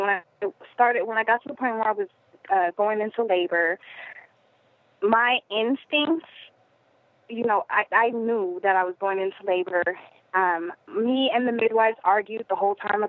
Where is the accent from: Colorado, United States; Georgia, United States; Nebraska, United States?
Colorado, United States; Denver; I am originally from Denver, which, is kind of an open-minded, hippie-ish town